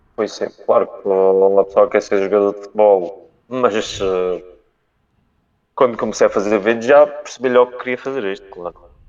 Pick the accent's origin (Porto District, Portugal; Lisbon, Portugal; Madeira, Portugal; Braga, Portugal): Madeira, Portugal; Calheta; da Ponta do Porvo. Da, do, da minha terra também